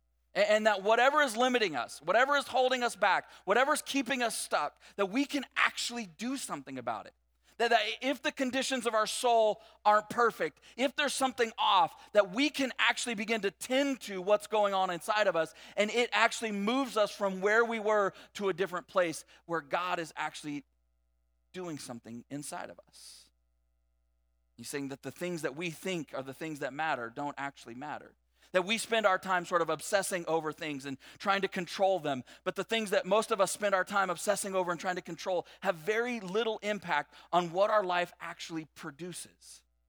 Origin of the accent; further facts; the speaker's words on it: California, United States; like we came from Southern California, and every day I commuted on the 91 freeway